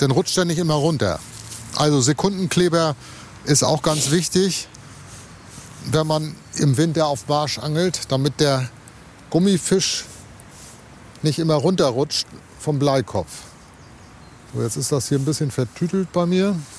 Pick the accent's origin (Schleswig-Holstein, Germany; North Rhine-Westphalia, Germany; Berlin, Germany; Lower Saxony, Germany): Schleswig-Holstein, Germany; Lübeck; in meiner Heimatstadt hier ganz in der Nähe bin ich zur Schule gegangen, am Dom.